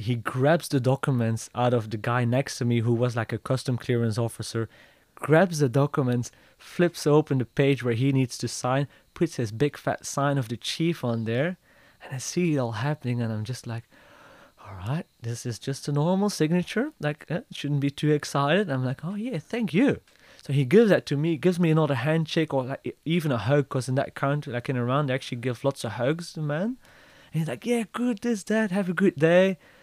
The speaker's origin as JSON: {"language": "English", "country": "Belgium", "said": "I'm from Belgium."}